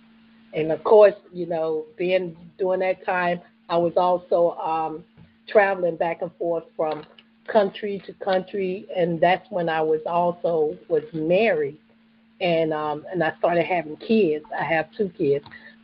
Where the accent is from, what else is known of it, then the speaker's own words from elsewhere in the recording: the South, United States; So growing up in the South, that's where you grew up, that was in the church.